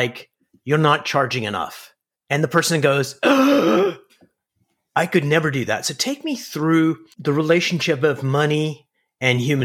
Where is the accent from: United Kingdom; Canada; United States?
Canada